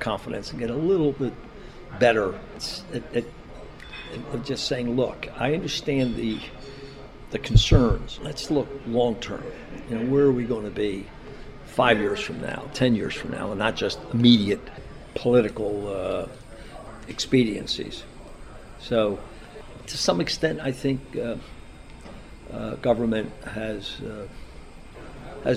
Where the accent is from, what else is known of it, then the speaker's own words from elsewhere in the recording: Philadelphia, Pennsylvania, United States; I was from South Philadelphia